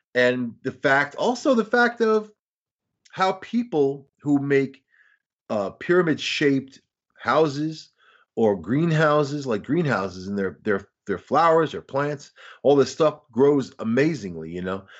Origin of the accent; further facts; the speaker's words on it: Long Island, New York, United States; I'm from Long Island